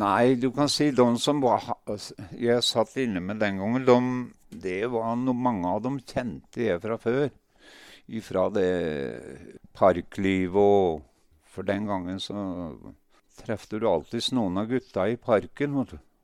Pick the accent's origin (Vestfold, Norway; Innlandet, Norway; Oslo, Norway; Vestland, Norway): Innlandet, Norway; Ringsaker; also born or lived in Sortland, Nordland; Jeg er født på Sortland, men har vokst opp på Hedmarken, kan du si. Ringsaker